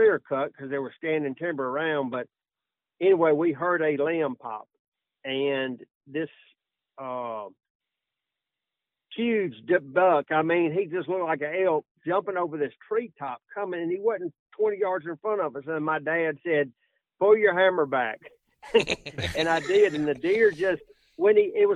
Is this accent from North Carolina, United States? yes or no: no; Tuscaloosa, Alabama, United States; I was from Tuscaloosa, Alabama